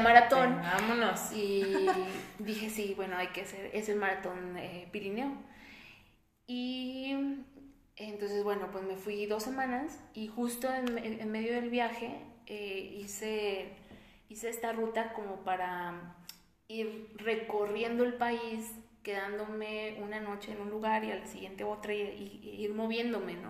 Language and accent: Spanish; Monterrey, Nuevo León, Mexico; yo soy de Monterrey